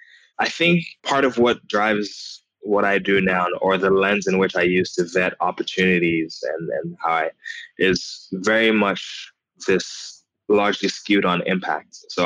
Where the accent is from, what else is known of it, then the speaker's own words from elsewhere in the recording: United States; growing up in the United States where the first Black president ever